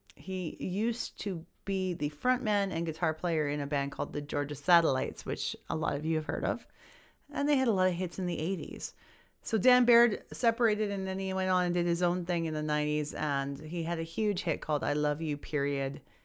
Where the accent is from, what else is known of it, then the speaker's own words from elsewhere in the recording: Edmonton, Alberta, Canada; here in my hometown of Edmonton